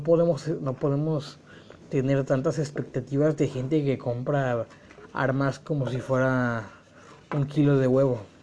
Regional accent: Mexico; Como buen mexicano que soy

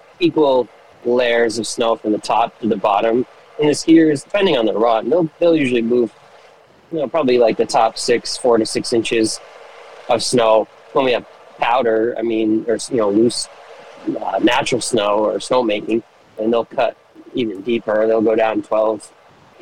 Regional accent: Rutland, Vermont, United States; I grew up in Rutland

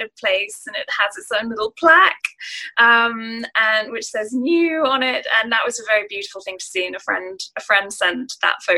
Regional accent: Singapore; growing up in Singapore and, you know, I have family connections to Japan

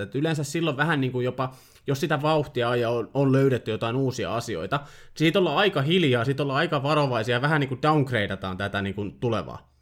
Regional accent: Finland; mä olen kotoisin samasta maasta kuin Kimi

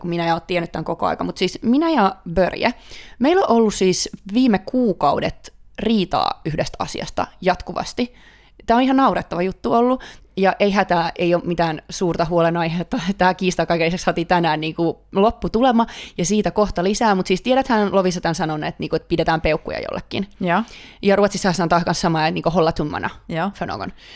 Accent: Finland; also born or lived in Stockholm, Sweden; now in Sweden; kaikki aina kuulee, että mä tuun Suomesta

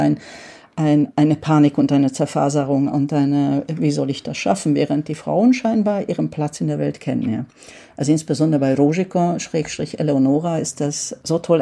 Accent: Rákos, Győr-Moson-Sopron, Hungary; also ich komme ja aus Rakusch, das liegt direkt an der österreichischen Grenze

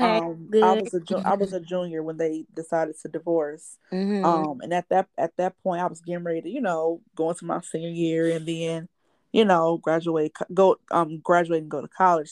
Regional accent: Gary, Indiana, United States; moved away; also born or lived in Nashville, Tennessee; growing up in Gary, I grew up in Miller or Etna.

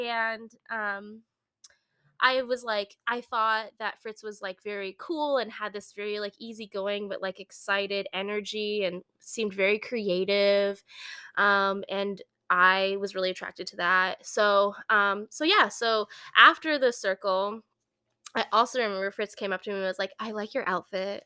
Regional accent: San Francisco, California, United States; moved away as an adult; now in Midwest, United States; I'm from San Francisco area, Bay Area, and moved out here as an adult

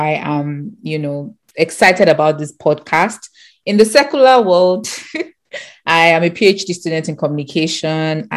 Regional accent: Nigeria; we grew up in Nigeria

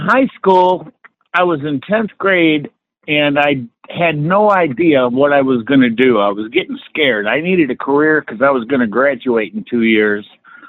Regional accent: Detroit, Michigan, United States; Detroit, Michigan.

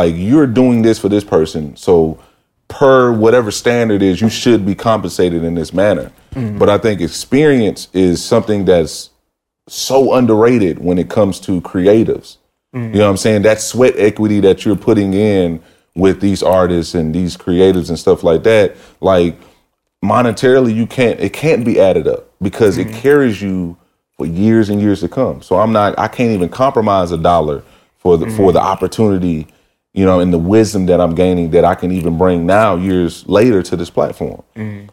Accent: Mobile, Alabama, United States; moved away; I came from Mobile, Alabama

